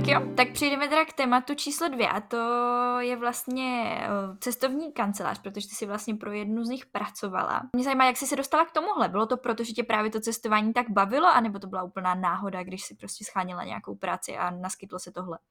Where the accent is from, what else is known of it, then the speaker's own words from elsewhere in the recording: Moravian-Silesian Region, Czechia; u nás v Moravskoslezském kraji